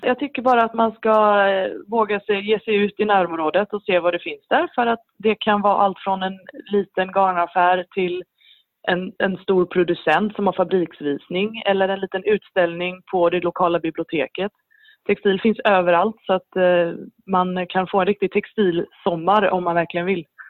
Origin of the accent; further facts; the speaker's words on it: Sweden; moved away as an adult; now in Norway; jag är svensk